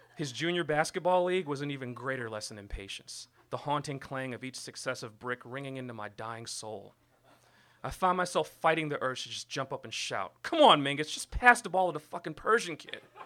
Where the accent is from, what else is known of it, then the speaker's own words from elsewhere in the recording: New York City, New York, United States; I was born and raised in Brooklyn, New York